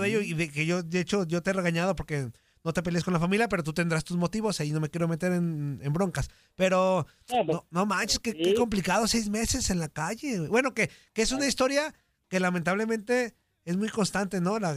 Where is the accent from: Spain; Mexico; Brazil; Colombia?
Mexico; Nos quejamos de los argentinos, pero somos la Argentina de la CONCACAF, pero con menos evos y talento. Mis paisanos mexicanos viven en una burbuja